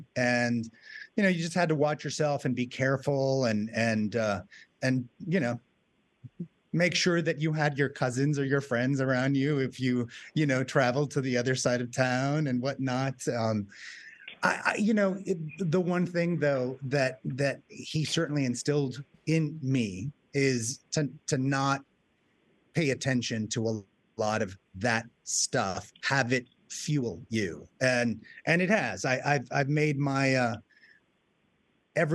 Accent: Tucson, Arizona, United States; I grew up in the desert. I grew up in Tucson, Arizona.

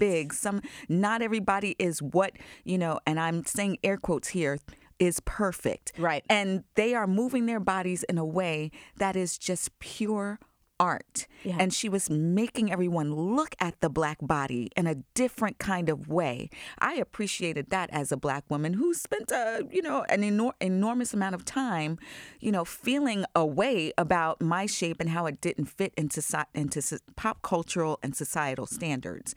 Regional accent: Long Island, New York, United States; moved away; I grew up in Long Island

